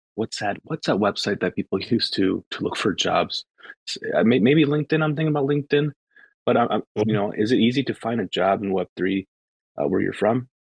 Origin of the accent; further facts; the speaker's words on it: United States; I'm from the states